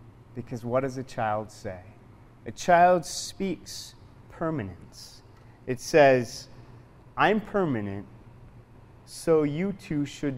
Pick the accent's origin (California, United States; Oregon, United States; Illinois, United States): Oregon, United States; Portland; now in South Dakota, United States; I'm not from South Dakota. I grew up in Portland, Oregon, and as a kid growing up in the city